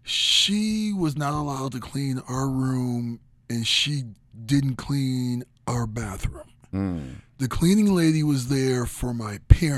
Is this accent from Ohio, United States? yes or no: yes; Twinsburg, Ohio, United States; I grew up in Twinsburg. My parents lived on, like, an acre of land.